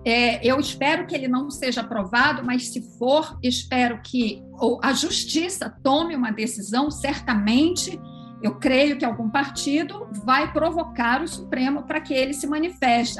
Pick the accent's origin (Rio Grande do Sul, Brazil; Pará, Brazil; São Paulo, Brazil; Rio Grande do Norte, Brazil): Pará, Brazil; Belém; somos amazônidas. Eu sou de Belém